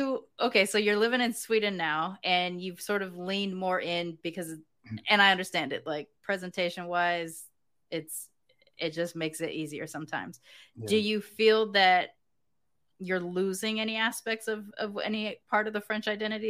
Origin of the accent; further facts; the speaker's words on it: United Kingdom; Like, growing up in Britain, that's just, those are the vibes.